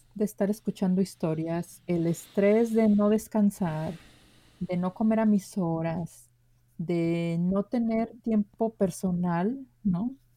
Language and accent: Spanish; Guadalajara, Jalisco, Mexico; yo nací en Guadalajara, Jalisco. Nací en una colonia muy humilde de Guadalajara